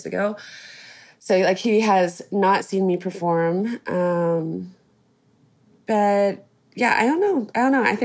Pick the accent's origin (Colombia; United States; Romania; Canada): United States; Kansas; I was born in the States. I was born in Kansas